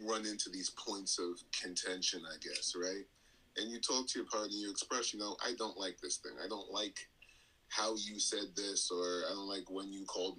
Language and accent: English; New York City, New York, United States; we're both from Brooklyn